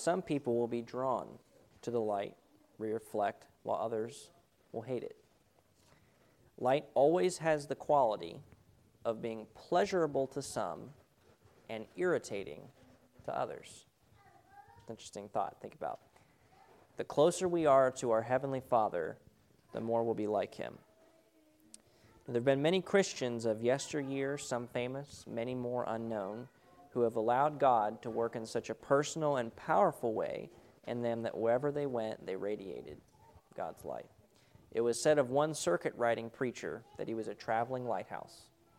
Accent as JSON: {"language": "English", "region": "California", "country": "United States", "tie": "born or raised there", "said": "Because I grew up in Southern California and had never seen a rat running around our home, I thought this would be a great adventure."}